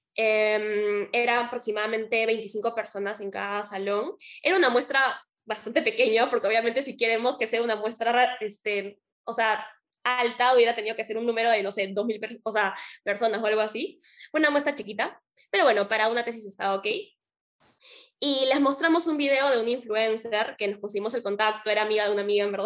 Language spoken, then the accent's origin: Spanish; Peru; acá también estamos acostumbrados en Perú